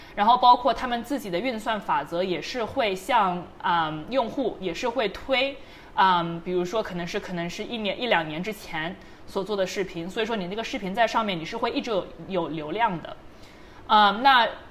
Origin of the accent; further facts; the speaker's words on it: China; 我是非常自豪作为一个中国人